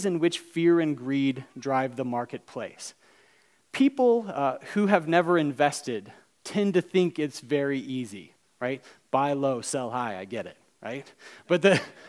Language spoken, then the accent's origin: English; Alabama, United States; I'm from Alabama